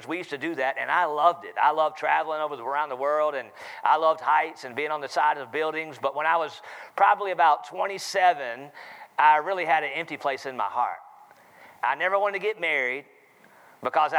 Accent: Charlotte, North Carolina, United States; accent: southern; I'm from North Carolina, Charlotte, North Carolina

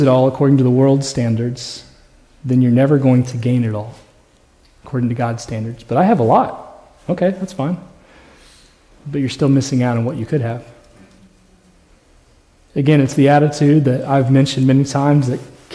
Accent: Indiana, United States; moved away as an adult; also born or lived in Colorado; now in Texas, United States; I never wanted to leave Indiana. That was where I was from.

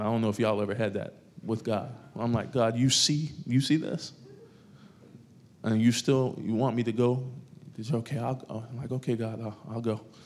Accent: New York, United States; moved away; I grew up in New York, a part of my life.

